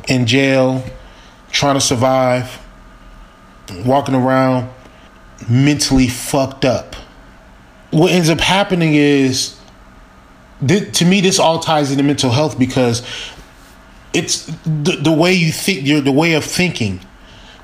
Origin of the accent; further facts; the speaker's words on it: Milwaukee, Wisconsin, United States; I was born in Milwaukee, Wisconsin, living on 39th Street